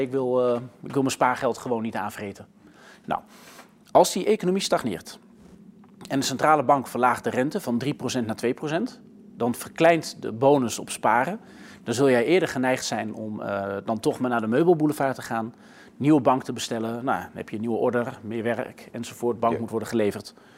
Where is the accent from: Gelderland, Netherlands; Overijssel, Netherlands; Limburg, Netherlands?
Gelderland, Netherlands; moved away; ik ben in Gelderland geboren. Dus wel op platteland. Dus ik ben eigenlijk een zoon van het platteland